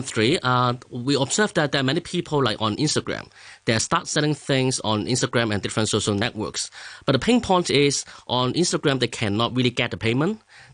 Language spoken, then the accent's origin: English; Hong Kong; English is a second language; Okay, so actually I'm grown from Hong Kong and an engineering background.